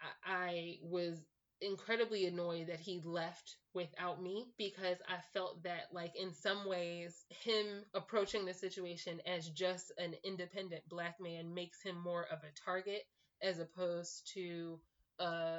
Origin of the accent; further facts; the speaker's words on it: Philadelphia, Pennsylvania, United States; I grew up in Philadelphia.